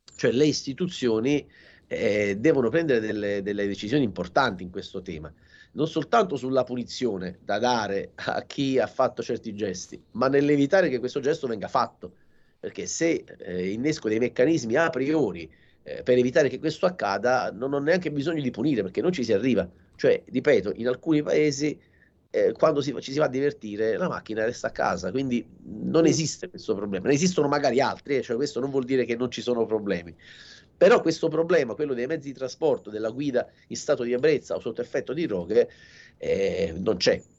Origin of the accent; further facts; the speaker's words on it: Salerno, Campania, Italy; sono di Salerno, quindi eh, la, la, città di Salerno la vivo benissimo